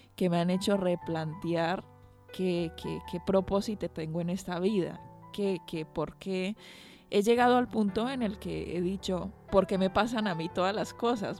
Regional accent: Colombia; moved away as an adult; also born or lived in Argentina / Valencia, Spain; now in Bilbao, Spain; vengo de Colombia

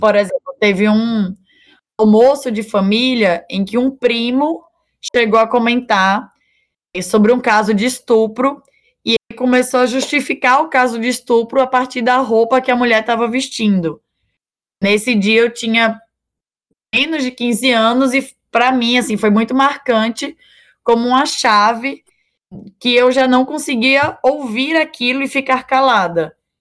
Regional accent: Natal, Rio Grande do Norte, Brazil; Eu nasci aqui em Natal, nasci lá na Januário Sico

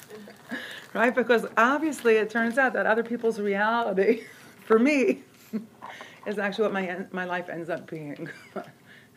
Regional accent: Rehovot, Central District, Israel; now in Jerusalem, Israel; his biological family was my soul family growing up in Rehovot

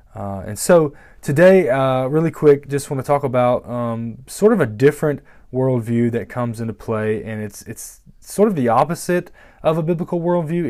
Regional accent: United States; we're Americans

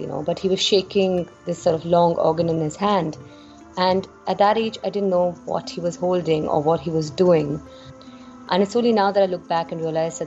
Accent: India; as Indian women

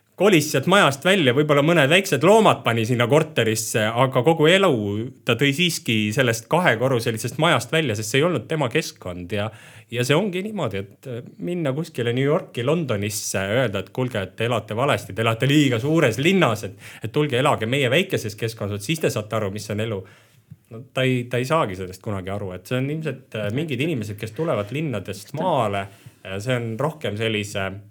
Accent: Tootsi, Pärnu County, Estonia; also born or lived in Tallinn; now in Põltsamaa, Estonia; ma ise tegelikult olen pärit Pärnumaalt, Tootsist

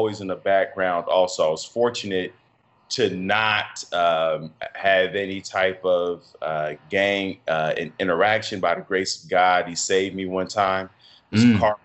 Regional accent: Chicago, Illinois, United States; I'm from Chicago, the North Side, which is a very diverse area of Chicago. I grew up in a Section 8 building

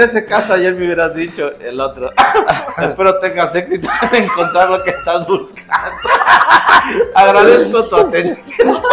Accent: Dolores Hidalgo, Guanajuato, Mexico; nosotros somos de Dolores Hidalgo

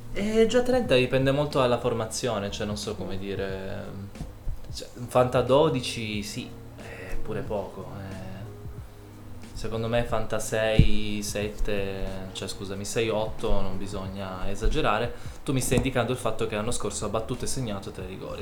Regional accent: Turin, Piedmont, Italy; noi siamo di Torino

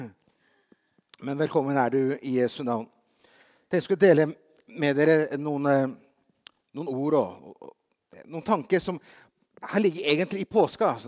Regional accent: Brazil; I, eh, for, altså, Brasil, som barn i Brasil så hadde vi, hadde vi besøk av en, eh, en, som var en ny misjonær.

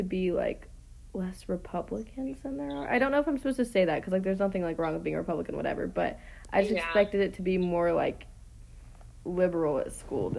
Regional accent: Kentucky, United States; we're both from Kentucky

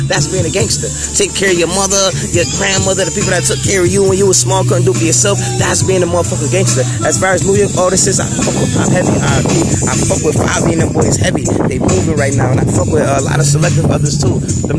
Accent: Buffalo, New York, United States; I'm from Buffalo, New York. You know what I mean? Age 32. May 21st, I'll be 32.

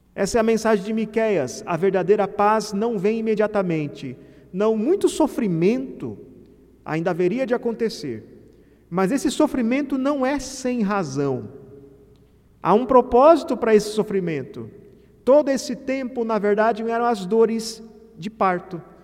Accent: Mato Grosso, Brazil; É como a minha terra, eu sou de Mato Grosso

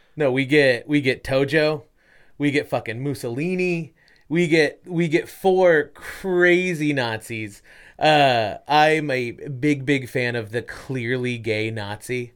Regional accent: United States; I'm American

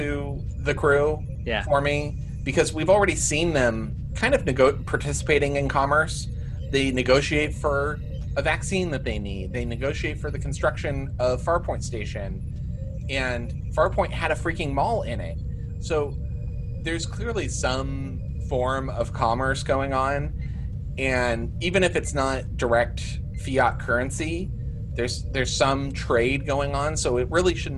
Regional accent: United States; I'm an American

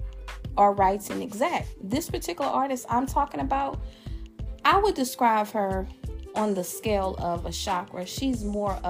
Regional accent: Louisiana, United States; my home state, that boot state, that who that state, that saint state, the state of the best food, partying, and liquor, Louisiana

